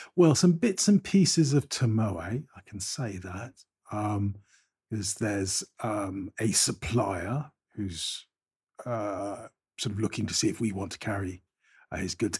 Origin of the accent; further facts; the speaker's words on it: Bristol, South West England, United Kingdom; also born or lived in Avonmouth; I was born in Southmead Hospital